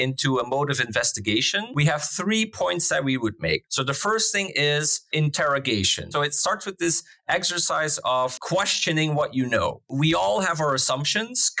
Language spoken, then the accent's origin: English; Flanders, Belgium; moved away as an adult; now in Netherlands; I'm from Belgium. I grew up there. I had my education there